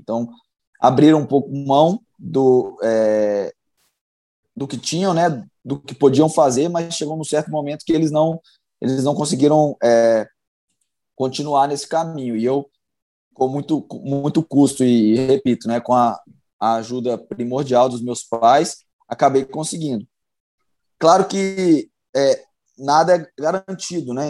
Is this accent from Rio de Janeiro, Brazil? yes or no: no; Belo Horizonte, Minas Gerais, Brazil; sou natural de Belo Horizonte